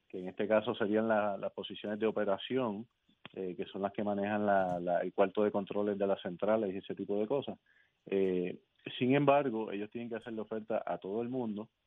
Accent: Guayanilla, Puerto Rico; soy de aquí, yo soy del patio, soy puertorriqueño.

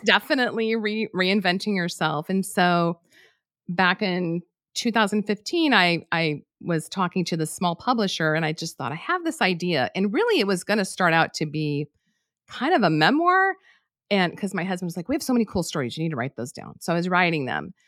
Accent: New Mexico, United States; moved away as an adult; I'm from New Mexico

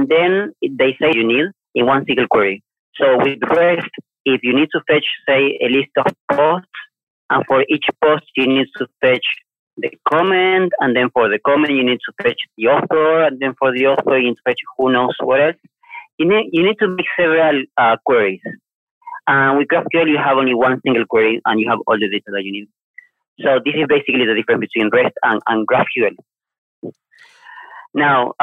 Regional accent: Argentina; moved away as an adult; also born or lived in Asia; now in Malaysia; I'm from Argentina myself

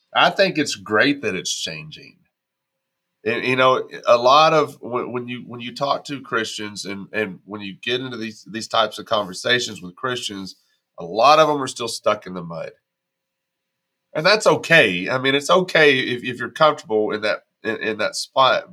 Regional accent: Texas, United States; also born or lived in Arkansas; now in Tennessee, United States; I live in Tennessee right now. I grew up in Texas. I spent 25 years in Arkansas before I moved to Tennessee.

